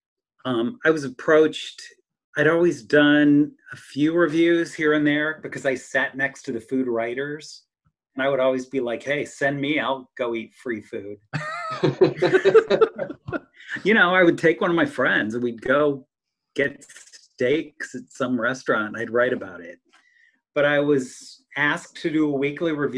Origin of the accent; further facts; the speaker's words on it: Wooster, Ohio, United States; now in Stark County, United States; when I was growing up in Worcester, Canton was the big city.